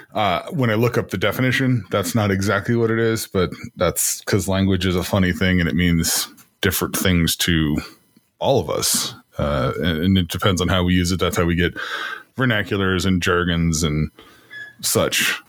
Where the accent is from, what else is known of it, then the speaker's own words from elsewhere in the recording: Iowa, United States; moved away; I'm from Iowa